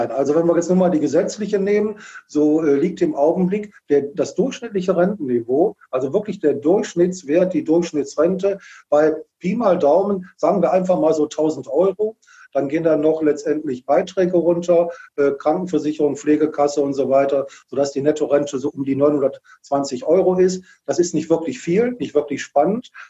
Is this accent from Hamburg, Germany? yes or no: no; Wuppertal, North Rhine-Westphalia, Germany; kommt aus Wuppertal. Ich bin auch hier in Wuppertal geboren